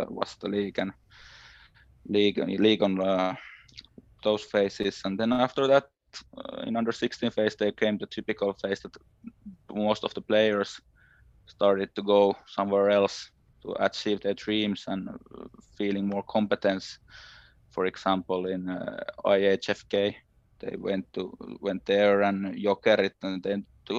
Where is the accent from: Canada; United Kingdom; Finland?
Finland; Lohja, Uusimaa; moved away as an adult; now in Turku, Finland; I was born in Lohja, which is a small town in the southern part of Finland. I grew up there, and I was living there for 20 years.